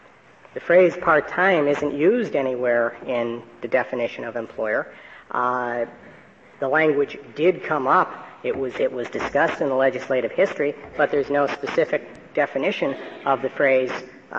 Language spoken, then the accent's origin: English; Illinois, United States; I am from Illinois, Your Honor. However, I was only three.